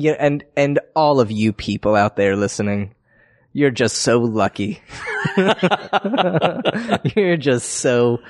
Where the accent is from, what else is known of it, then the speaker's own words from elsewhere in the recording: New Haven, Connecticut, United States; moved away as an adult; now in Los Angeles, United States; I grew up in New Haven, Connecticut. That's where I'm from originally. And I moved out to L.A., like I said, 6 years ago.